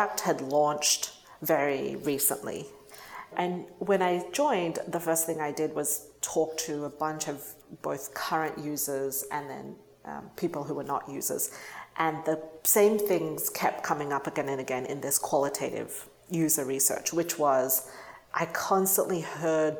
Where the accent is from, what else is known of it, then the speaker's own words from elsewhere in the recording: Sydney, New South Wales, Australia; moved away as an adult; now in United States; So I grew up in Australia, went to undergrad in Australia